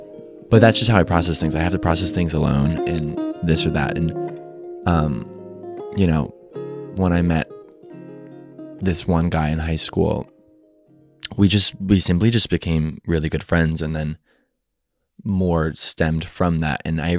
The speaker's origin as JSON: {"language": "English", "region": "Midwest", "country": "United States", "said": "Because, you know, I'm from the Midwest. I'm from a very normal scenery"}